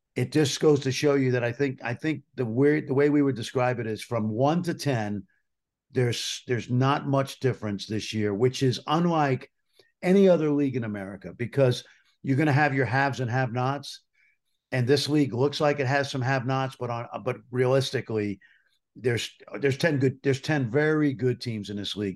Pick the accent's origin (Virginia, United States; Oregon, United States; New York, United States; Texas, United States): New York, United States; New York City; I grew up in New York City.